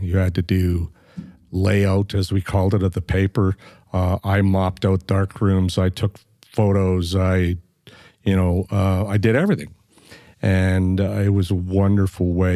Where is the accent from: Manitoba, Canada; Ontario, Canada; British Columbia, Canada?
Manitoba, Canada; Flin Flon; now in Edmonton, Canada; I was born in Flin Flon, Manitoba, which is, uh, way north of Winnipeg and on the border of Saskatchewan, and it's a mining